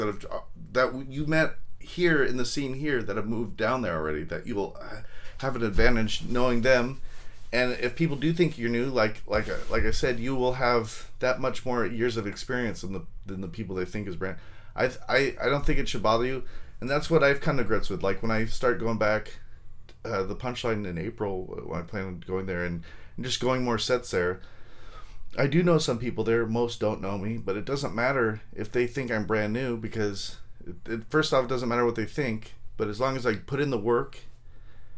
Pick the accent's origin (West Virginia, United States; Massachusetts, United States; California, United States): California, United States; Long Beach; moved away as an adult; now in San Jose, United States; I was born and raised in LA County. I'm from there. I'm from Long Beach